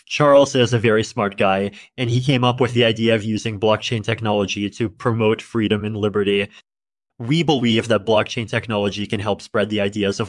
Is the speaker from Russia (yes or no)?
yes; Russia; I grew up in Russia, and I started developing software at a young age.